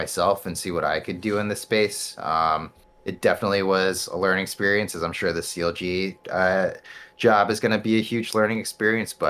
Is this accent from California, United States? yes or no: no; New York City, New York, United States; I grew up in New York City. Like, I was there from birth through college